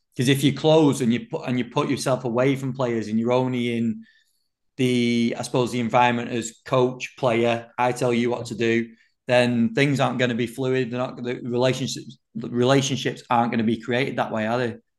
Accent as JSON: {"language": "English", "region": "England", "country": "United Kingdom", "said": "as an Englishman"}